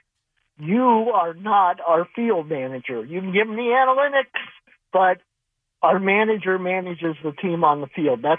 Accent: Ohio, United States; now in Hartford, United States; I'm from Ohio.

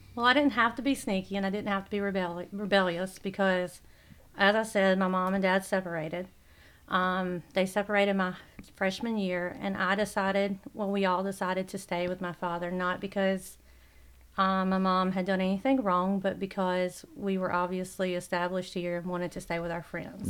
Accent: Coward, South Carolina, United States; I grew up in Coward, South Carolina.

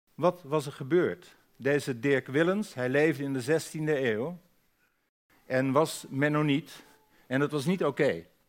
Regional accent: Friesland, Netherlands; ik ben een Fries

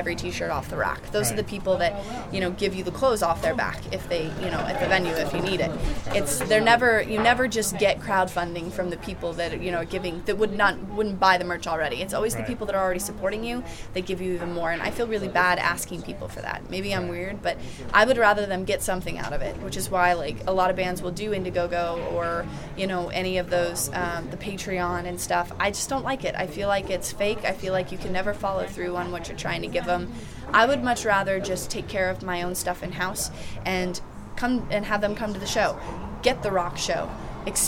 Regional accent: Colorado, United States; we're from Colorado

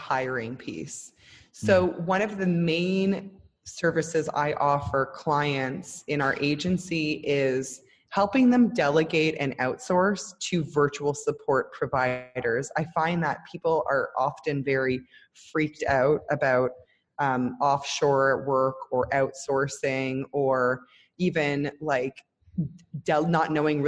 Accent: Toronto, Ontario, Canada; moved away as an adult; now in Israel; I'm originally Canadian from Toronto

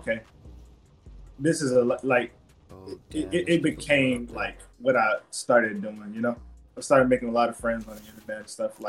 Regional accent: Baton Rouge, Louisiana, United States; I'm from Baton Rouge, Louisiana

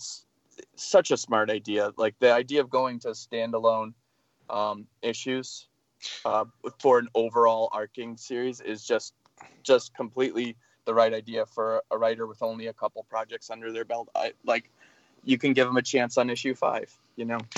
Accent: Massachusetts, United States; moved away as an adult; also born or lived in Boston / Bay Area; now in San Francisco Bay Area, United States; I grew up in Massachusetts

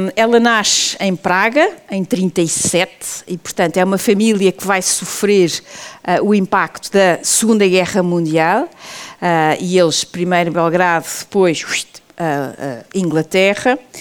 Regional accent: Portugal; nós portugueses

